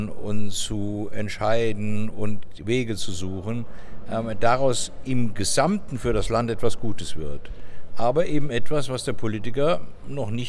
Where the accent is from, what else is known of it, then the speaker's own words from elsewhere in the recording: Germany; Ah, die Deutschen sind auch ein bisschen ein schwieriges Volk. Ähm, wir, wir haben weniger als Amerikaner oder Franzosen diese Fähigkeit, in Bildern der Zukunft zu denken.